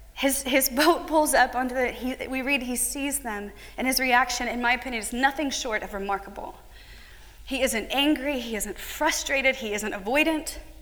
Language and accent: English; United States; an American woman